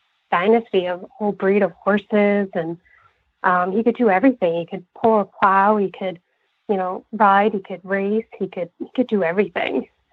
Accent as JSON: {"language": "English", "region": "Vermont", "country": "United States", "said": "I am from Vermont."}